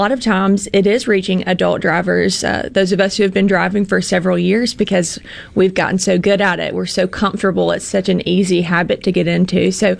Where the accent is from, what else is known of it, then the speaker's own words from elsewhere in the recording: Pontotoc, Mississippi, United States; I'm from Pontotoc